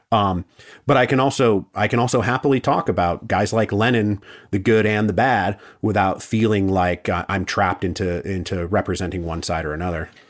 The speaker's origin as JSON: {"language": "English", "town": "Seattle", "region": "Washington", "country": "United States", "moved": "yes", "said": "I'm from the West Coast originally, like, I'm from Seattle and my whole family's from Washington and Oregon and California."}